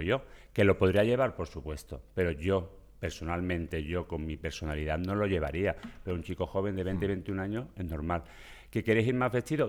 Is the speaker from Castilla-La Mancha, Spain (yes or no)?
no; Seville, Andalusia, Spain; accent: Sevillian; moved away as an adult; now in Catalonia, Spain; por mi acento veréis que soy sevillano